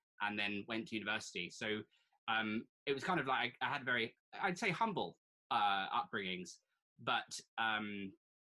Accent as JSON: {"language": "English", "area": "Surrey", "region": "South East England", "country": "United Kingdom", "tie": "born or raised there", "accent": "posh", "said": "I was born in Surrey. Very green, boring green Surrey."}